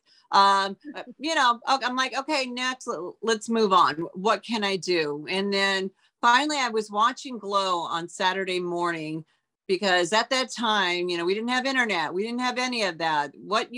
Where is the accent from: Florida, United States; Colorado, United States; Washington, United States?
Washington, United States; Auburn; moved away as an adult; also born or lived in Los Angeles; I grew up in Auburn, Washington, which is a small town out of Seattle, I just packed up my car and drove to Los Angeles